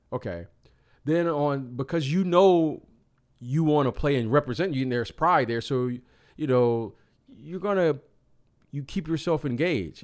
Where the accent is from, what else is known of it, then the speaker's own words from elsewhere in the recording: Detroit, Michigan, United States; as a young kid growing up in Detroit